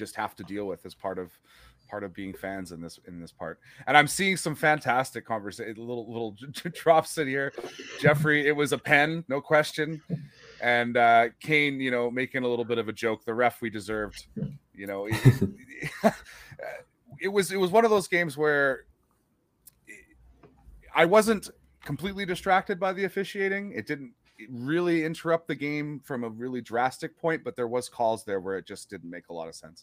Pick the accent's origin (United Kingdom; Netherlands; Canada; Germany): Canada